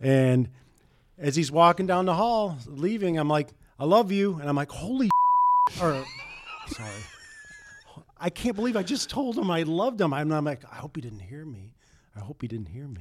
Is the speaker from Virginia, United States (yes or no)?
no; St. Joseph, Michigan, United States; moved away as an adult; also born or lived in Buffalo, New York; fat kid, growing up in Saint Joe, watching the station, watching the Cubs